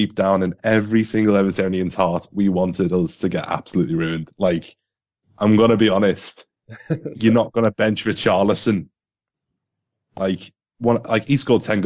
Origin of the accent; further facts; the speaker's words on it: Merseyside, North West England, United Kingdom; I'm from Merseyside